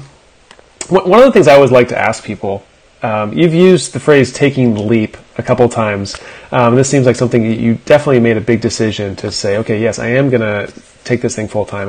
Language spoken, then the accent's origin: English; South Central Pennsylvania, United States; I grew up in Pennsylvania too